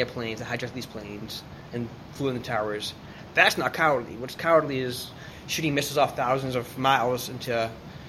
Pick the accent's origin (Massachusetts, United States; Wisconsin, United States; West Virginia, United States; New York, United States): Massachusetts, United States; Boston; moved away; my roots, I'm from Boston, as you know.